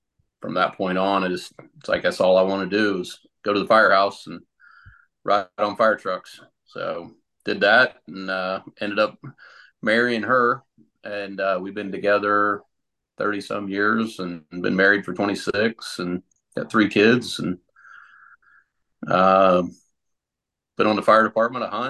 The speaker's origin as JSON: {"language": "English", "region": "Central Ohio", "country": "United States", "tie": "born or raised there", "also_born_or_lived": "Columbus, Ohio / Sunbury, Ohio", "said": "I grew up in Central Ohio, lived in Columbus for a little while, and then moved out to the Sunbury area when I was in eighth grade, and pretty much been here ever since"}